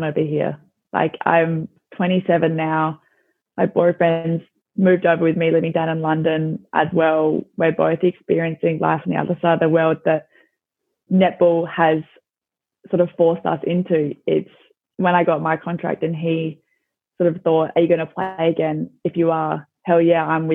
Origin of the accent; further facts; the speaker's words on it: Adelaide, South Australia, Australia; moved away as an adult; now in Scotland, United Kingdom; I'm from Adelaide